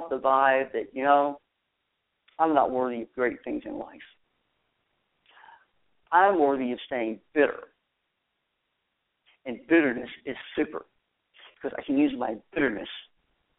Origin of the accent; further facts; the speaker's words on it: Texas, United States; down in Texas, my home state